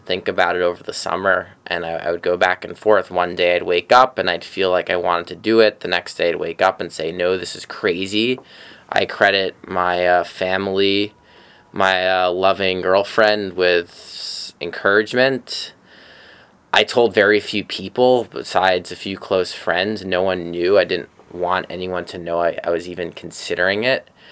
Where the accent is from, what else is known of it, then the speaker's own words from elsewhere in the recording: New York City, New York, United States; I'm from Bay Ridge, Brooklyn, I grew up there, I still live there